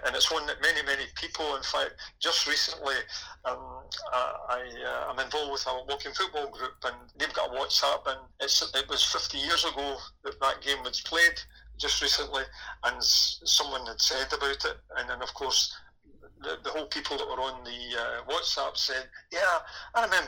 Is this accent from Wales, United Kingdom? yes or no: no; Motherwell, Scotland, United Kingdom; I was obviously born and bred in Motherwell, brought up a Motherwell supporter